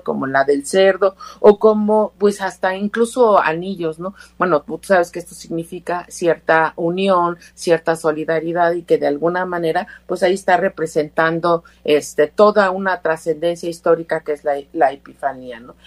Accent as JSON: {"language": "Spanish", "country": "Mexico"}